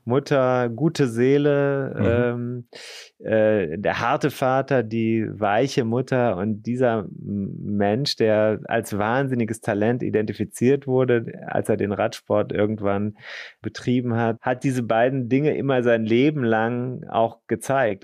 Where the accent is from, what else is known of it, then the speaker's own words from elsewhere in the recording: Rhineland-Palatinate, Germany; ich bin ja in Rheinland-Pfalz zur Schule gegangen